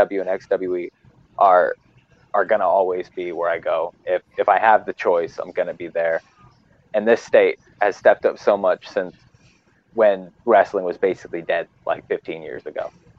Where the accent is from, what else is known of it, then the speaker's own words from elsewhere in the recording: Bronx, New York, United States; I'm from the fucking Bronx, bro.